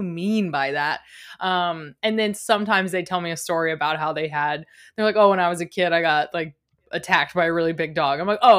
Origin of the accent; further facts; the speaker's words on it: East Coast, United States; also born or lived in Midwest; growing up on the East Coast and then living in the Midwest in those summers